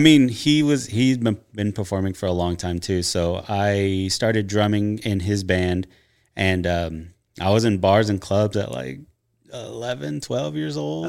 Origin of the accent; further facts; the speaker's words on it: Nacogdoches, Texas, United States; I'm from East Texas, a little town called Nacogdoches